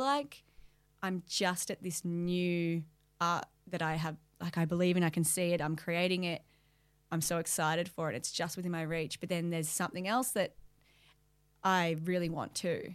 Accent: Melbourne, Victoria, Australia; moved away; I grew up in Melbourne.

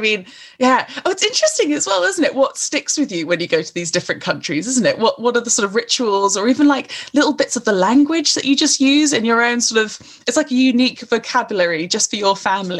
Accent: United Kingdom; no, okay, I'm British, I'm here, but always feeling slightly on the edge

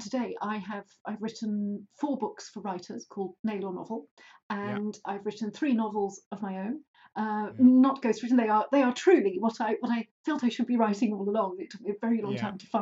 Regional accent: Cheshire, North West England, United Kingdom; moved away as an adult; also born or lived in London; I grew up in Cheshire in a small village

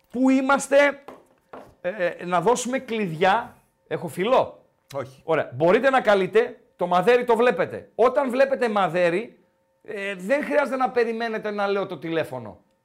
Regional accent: Kastoria, Western Macedonia, Greece; now in Thessaloniki, Greece; Όχι, από εκεί είμαι, από Καστοριά παίρνω.

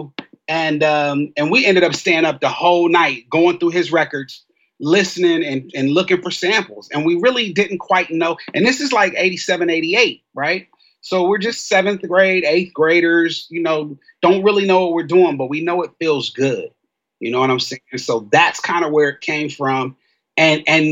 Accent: Columbus, Ohio, United States; It was a good place to grow up.

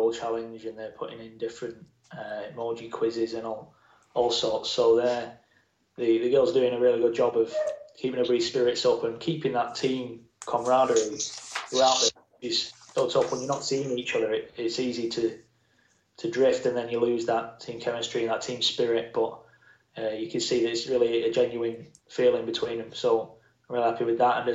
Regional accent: Bolton, North West England, United Kingdom; also born or lived in London; I was born in London and moved up to Bolton when I was two.

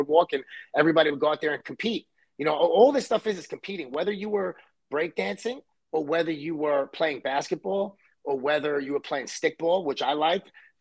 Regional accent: New York City, New York, United States; I grew up in Brooklyn, New York, and I was born in Coney Island.

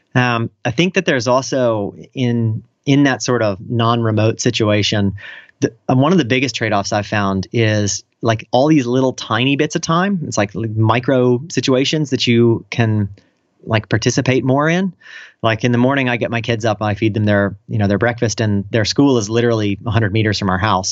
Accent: Virginia, United States; moved away as an adult; now in Italy; I'm from Virginia originally

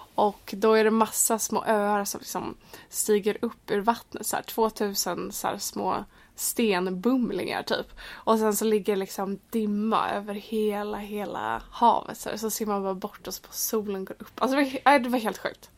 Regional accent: Sweden; moved away as an adult; now in London, United Kingdom; jag var från Sverige

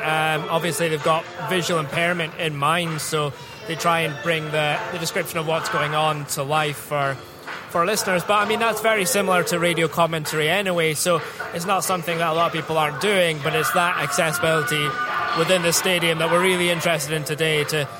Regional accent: Scotland, United Kingdom; being a Scot

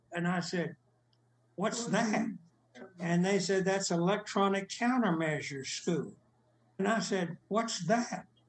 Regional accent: Lamesa, Texas, United States; moved away as an adult; also born or lived in California; now in Dallas, United States; My hometown is La Mesa

